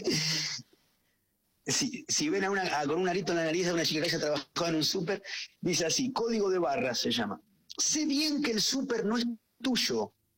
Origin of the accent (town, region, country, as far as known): Junín, Buenos Aires Province, Argentina; also born or lived in Chacabuco